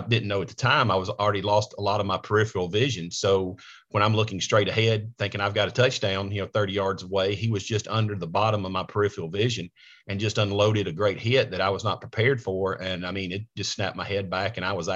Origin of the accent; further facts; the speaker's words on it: Coleman, Alabama, United States; moved away as an adult; now in Nashville, United States; I was raised in a small rural part of Alabama, Coleman, Alabama.